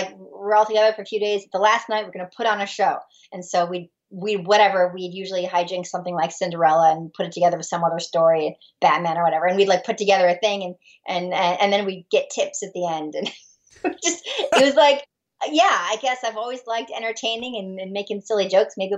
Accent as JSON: {"language": "English", "town": "San Diego", "region": "California", "country": "United States", "said": "I'm from San Diego originally"}